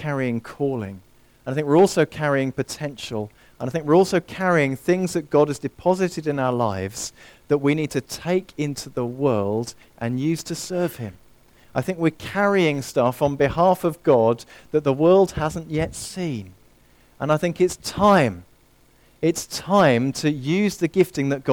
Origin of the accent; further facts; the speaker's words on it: near Harefield Hospital, northwest London, United Kingdom; I grew up near Harefield Hospital, northwest London, just on the outskirts